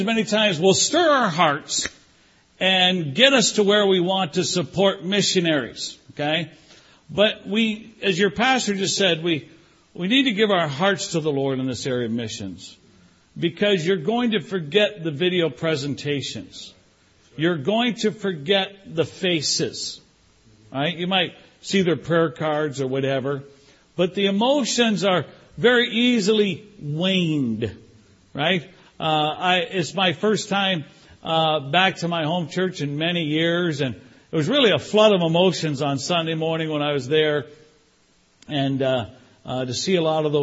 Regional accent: Canada; moved away; also born or lived in Toronto / California; I was raised in Canada.

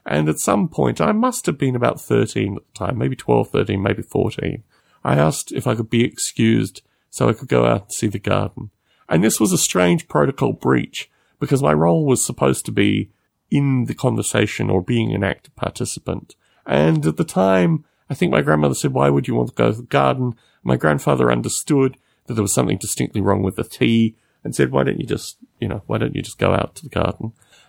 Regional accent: Australia; these things are all distinctly different than my experience growing up in Australia.

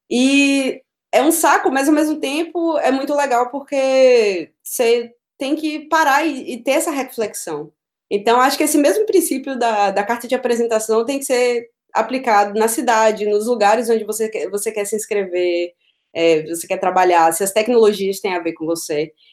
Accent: Northeast Region, Brazil; now in Berlin, Germany; Eu sou nordestina, eu gosto de, de calor, não gosto de passar frio.

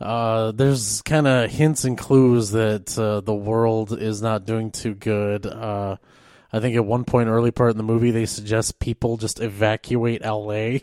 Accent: Rapid City, South Dakota, United States; moved away; also born or lived in East River, South Dakota; I'm originally from the Rapid City area.

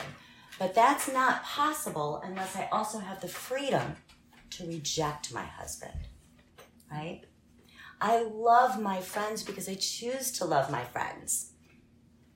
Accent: United States; I was born in America

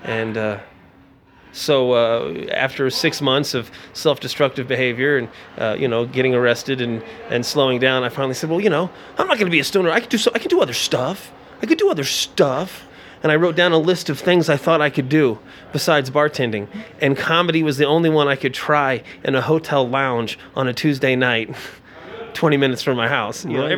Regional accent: Indiana, United States; also born or lived in Florida; So I was from Indiana, but I'm a Florida boy.

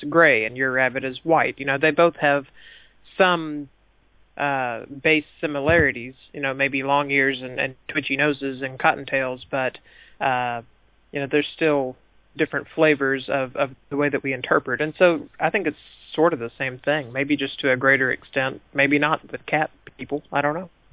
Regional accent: the American South, United States; I'm from the American South, which means that they they make us read lots and lots of Mark Twain

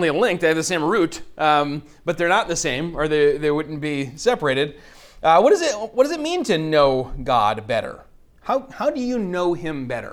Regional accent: Bay City, Michigan, United States; you were almost certainly Polish Catholic growing up in Bay City where we did

